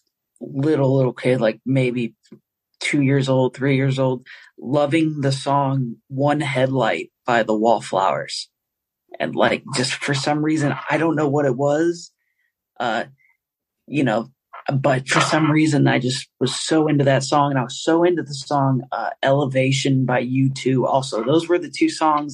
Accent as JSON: {"language": "English", "town": "St. Louis", "region": "Missouri", "country": "United States", "tie": "born or raised there", "said": "I grew up in St. Louis, Missouri"}